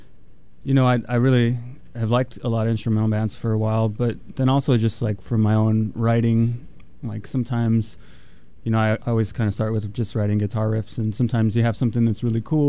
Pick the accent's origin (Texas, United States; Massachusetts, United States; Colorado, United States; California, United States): Texas, United States; San Antonio; moved away; also born or lived in Austin, Texas; I grew up in San Antonio